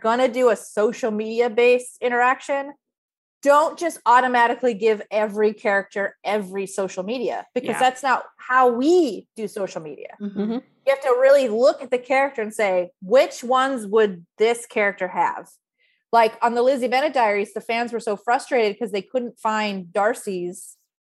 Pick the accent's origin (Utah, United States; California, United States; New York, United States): California, United States; San Diego; I grew up in San Diego, so we weren't too far from